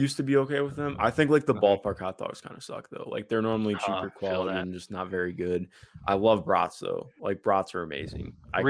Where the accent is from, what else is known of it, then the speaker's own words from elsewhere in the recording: Ohio, United States; Growing up in Ohio, we had this thing called Skyline.